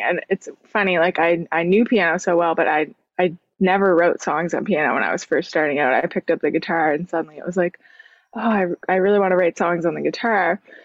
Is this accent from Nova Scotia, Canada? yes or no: yes; Sydney, Nova Scotia, Canada; moved away as an adult; now in Halifax, Canada; I grew up in Cape Breton, uh, which is a little island